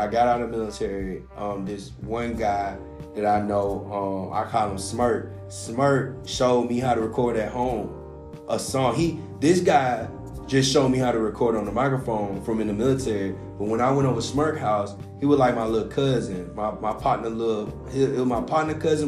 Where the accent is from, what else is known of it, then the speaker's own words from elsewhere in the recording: the South, United States; I'm from the South, too.